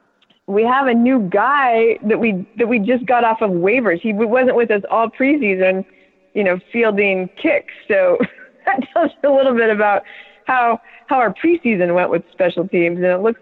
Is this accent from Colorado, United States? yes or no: yes; Colorado, United States; born or raised there; moved away; also born or lived in Wisconsin / South Carolina